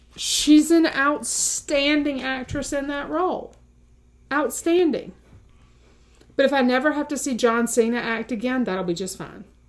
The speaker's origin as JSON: {"language": "English", "region": "South Carolina", "country": "United States", "said": "we are all from South Carolina"}